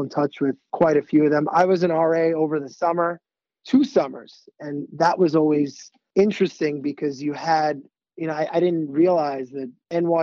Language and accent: English; Great Neck, New York, United States; I'm from Great Neck, which isn't too far from the city